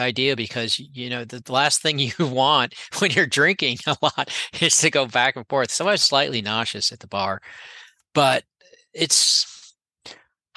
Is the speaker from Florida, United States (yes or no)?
yes; Gainesville, Florida, United States; I grew up in Gainesville